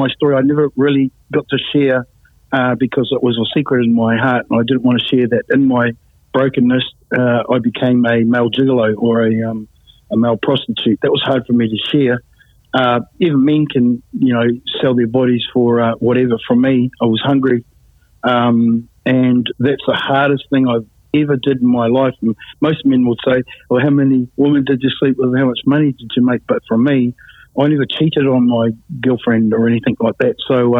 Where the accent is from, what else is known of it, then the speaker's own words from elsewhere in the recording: New Zealand; moved away as an adult; also born or lived in Sydney, Australia; I don't really want to stay in my hometown